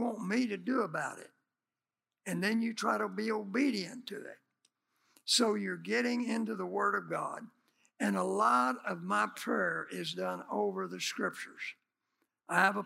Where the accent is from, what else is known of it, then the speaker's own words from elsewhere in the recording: United States; we're from America